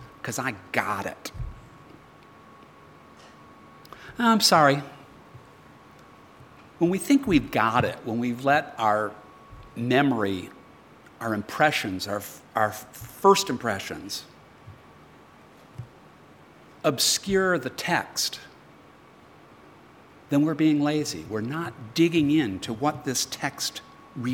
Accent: United States; now in Australia; as an American

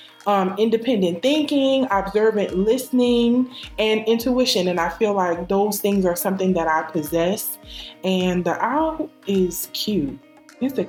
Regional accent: New Orleans, Louisiana, United States; I am from New Orleans, Louisiana, the best city in the state

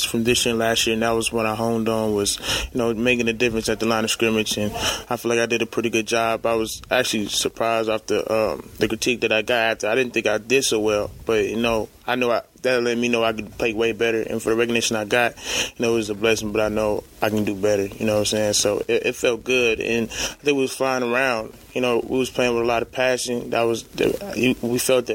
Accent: North Carolina, United States; moved away; also born or lived in California; I come from North Carolina

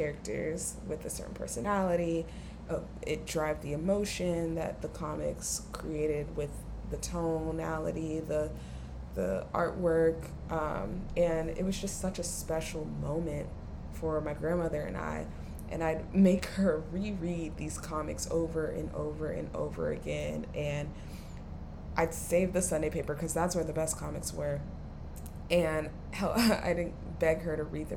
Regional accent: Atlanta, Georgia, United States; I'm from Atlanta, which is a major city, of course.

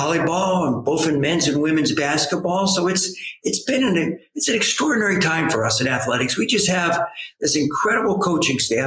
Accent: New Jersey, United States; moved away as an adult; now in Michigan, United States; I'm from New Jersey.

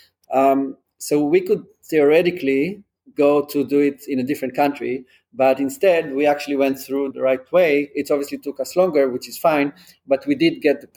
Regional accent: Israel; also born or lived in England; now in New York, United States; I'm from Israel. I grew up in Israel. I lived in England for a few years as well, and then moved to New York

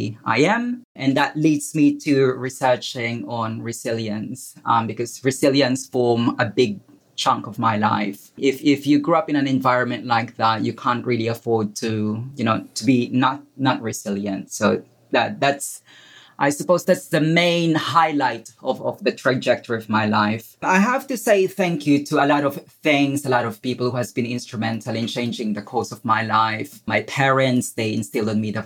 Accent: Philippines; moved away as an adult; now in England; I was born in the Philippines. I spent my formative years in a slum in the Philippines.

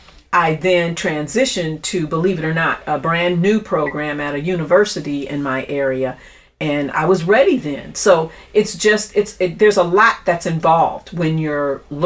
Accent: Grand Rapids, Michigan, United States; I was born and raised in Grand Rapids, Michigan.

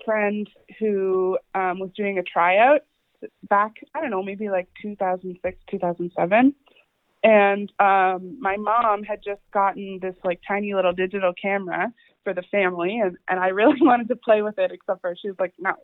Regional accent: Halifax, Nova Scotia, Canada; I'm from Halifax

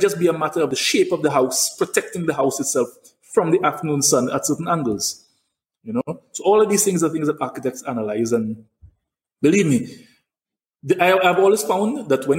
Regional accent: St. Lucia

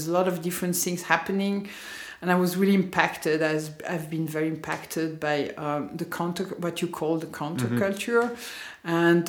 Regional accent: Lausanne, Vaud, Switzerland; born there; also born or lived in Geneva / London; Like, I was born in Lausanne.

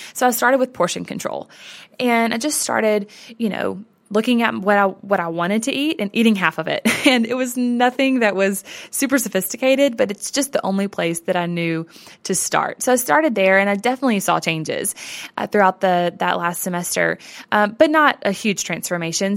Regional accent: the South, United States; I grew up in the South as a girl

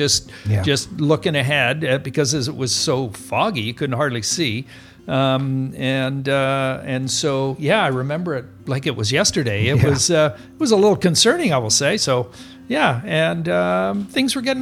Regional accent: Tofino, British Columbia, Canada; when I was growing up in Tofino, it was really, as I say, it was a pioneer village

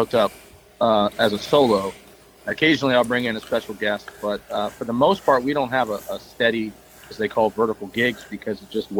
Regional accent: New Jersey, United States; I grew up in South Jersey

